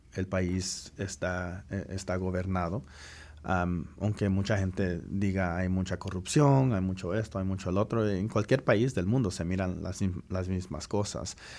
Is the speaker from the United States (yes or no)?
yes; United States; also born or lived in Guatemala; aquí crecí. He estado, he estado en los Estados Unidos desde que tenía tres meses